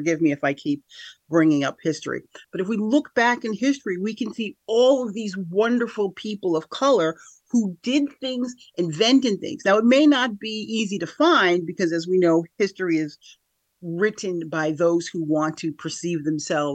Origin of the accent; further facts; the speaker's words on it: Schenectady, New York, United States; also born or lived in Niskayuna; I'm from here, Capital Region of New York, born and raised in Schenectady.